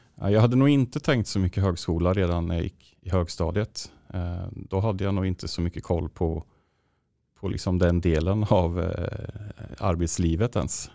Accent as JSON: {"language": "Swedish", "town": "Linköping", "region": "Östergötland", "country": "Sweden", "also_born_or_lived": "Borås", "moved": "as an adult", "lives_now": "Gothenburg, Sweden", "said": "hemma i Linköping."}